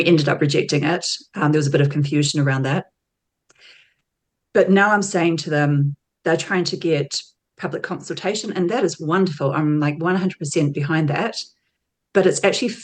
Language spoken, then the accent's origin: English; Auckland, New Zealand; moved away as an adult; now in Tauranga, New Zealand; Auckland, where I'm from, but I moved to Tauranga back in 2015